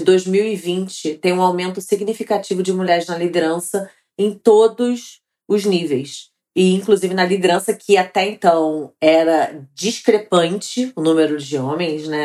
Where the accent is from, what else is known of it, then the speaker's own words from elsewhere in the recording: Rio de Janeiro, Brazil; Sou carioca e mãe do Gabriel